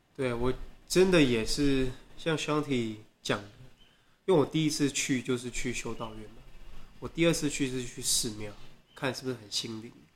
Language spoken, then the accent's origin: Chinese; Taiwan; 台湾人就我跟我的朋友